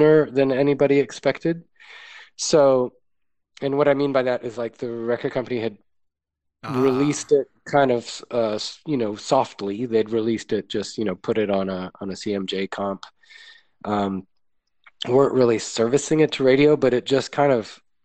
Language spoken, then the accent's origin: English; New York, United States; I grew up in New York